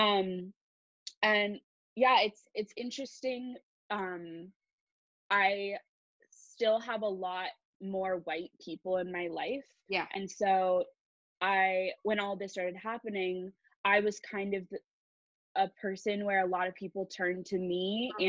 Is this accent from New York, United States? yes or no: no; Palo Alto, California, United States; I grew up in the Bay Area of California in Palo Alto